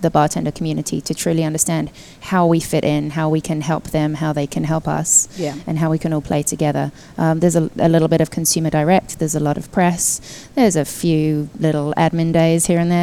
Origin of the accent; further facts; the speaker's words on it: United Kingdom; moved away as an adult; also born or lived in London; now in United States; I'm British